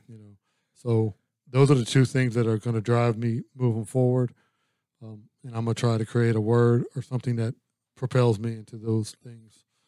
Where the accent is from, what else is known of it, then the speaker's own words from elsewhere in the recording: Louisiana, United States; I'm from Louisiana